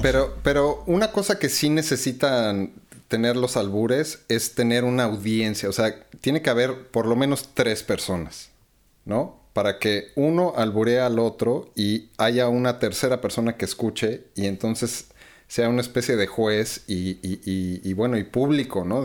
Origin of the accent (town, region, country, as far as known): Mexico